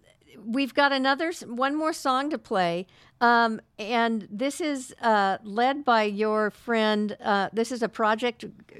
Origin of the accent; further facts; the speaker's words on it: Oakland, California, United States; I'm from Oakland, yeah.